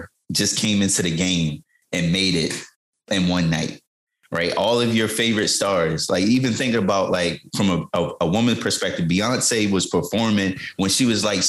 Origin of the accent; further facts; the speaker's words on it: Jamaica; Like, I'm Jamaican.